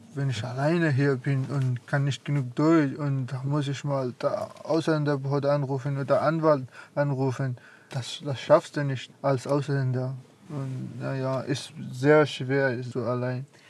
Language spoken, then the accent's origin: German; Afghanistan; German is a second language; now in Zeitz, Germany; Ich komme aus Afghanistan.